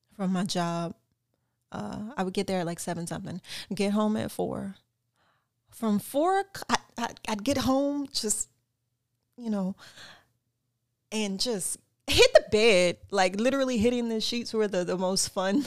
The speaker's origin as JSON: {"language": "English", "town": "Lafayette", "region": "Louisiana", "country": "United States", "tie": "born or raised there", "also_born_or_lived": "North Hollywood, Los Angeles", "moved": "yes", "lives_now": "Los Angeles, United States", "said": "originally born and raised in Lafayette, Louisiana."}